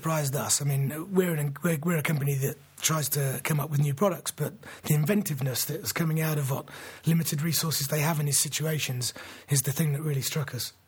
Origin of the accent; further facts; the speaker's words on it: England, United Kingdom; as an Englishman